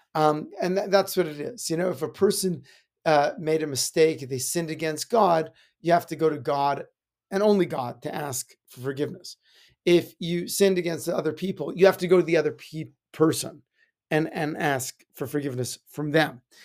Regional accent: Edmonton, Alberta, Canada; When I was growing up in Edmonton

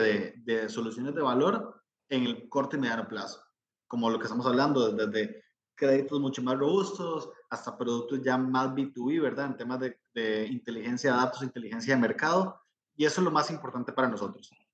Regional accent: Costa Rica; como costarricense, como centroamericano

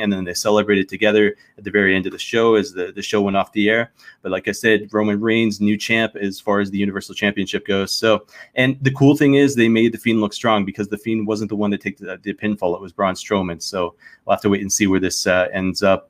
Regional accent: Canada; as a Canadian

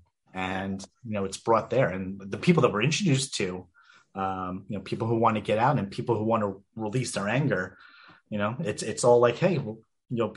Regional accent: New York, United States; as a New Yorker

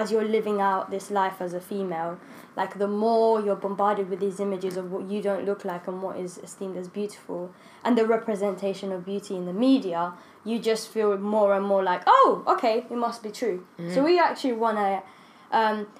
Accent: Rwanda; moved away; I grew up in Rwanda, and Rwandese people, we're just so proud of, like, yeah, we're just so proud of, like, how we look.

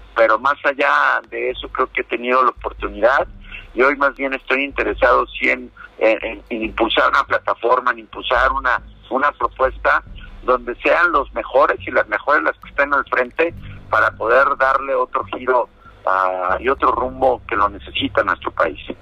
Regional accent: Mexico

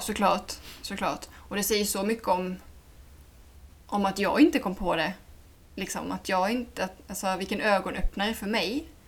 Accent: Sweden; jag kommer dit som svensk

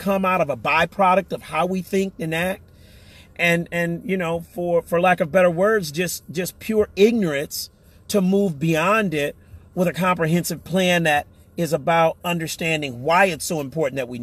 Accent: United States; we as American citizens

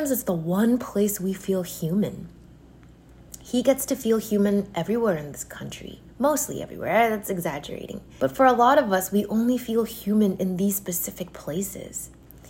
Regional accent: United States; I grew up in and around Koreatown basically my whole life in the US

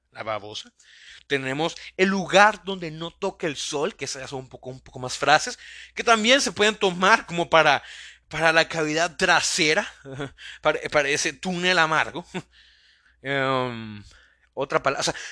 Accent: El Salvador; Soy un, salvadoreño idiota que tiene este sueño de poder crear una pequeña comunidad a base de sus podcasts

